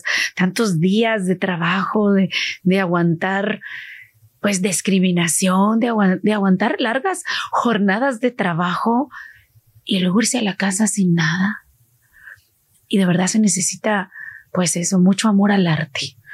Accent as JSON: {"language": "Spanish", "region": "State of Mexico", "country": "Mexico", "tie": "born or raised there", "moved": "as an adult", "lives_now": "California, United States", "said": "yo ahí estuve hasta los seis años. Tengo muy vagos recuerdos de Mexicali eh, y luego a los seis años nos vamos a la Ciudad de México más bien al Estado de México"}